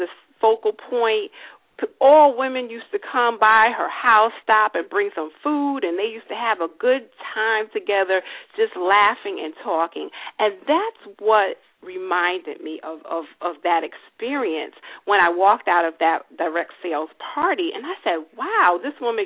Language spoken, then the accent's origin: English; New York City, New York, United States; I am born and raised in New York City